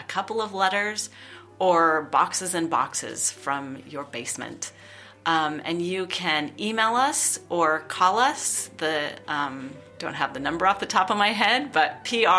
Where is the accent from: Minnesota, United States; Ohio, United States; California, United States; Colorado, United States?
California, United States; moved away as an adult; I'm originally from California. I have lived in various other countries as well.